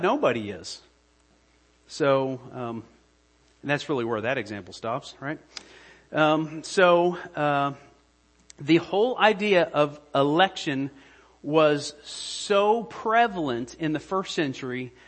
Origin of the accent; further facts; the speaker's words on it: United States; I'm an American